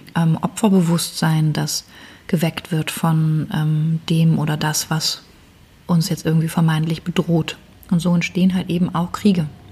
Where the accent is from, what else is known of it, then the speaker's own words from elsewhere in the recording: Germany; als Deutsche, ich die hier sitze